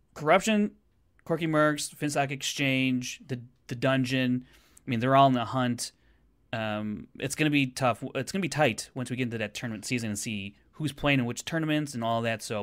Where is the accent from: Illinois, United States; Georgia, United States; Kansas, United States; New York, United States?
Illinois, United States; Chicago; I'm from Chicago